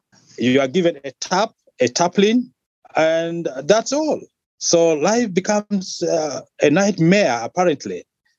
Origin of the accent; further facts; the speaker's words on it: Northern Region, Uganda; English is a second language; also born or lived in South Sudan; I was born in 1969. And that time, I was born in South Sudan. I fled my father and myself as a kid. I fled to northern Uganda. We settled there until 1972.